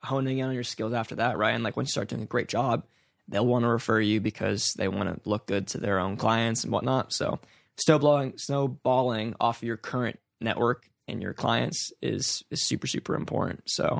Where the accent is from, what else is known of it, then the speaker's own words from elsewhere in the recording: California, United States; because I grew up here, born and raised in the East Bay.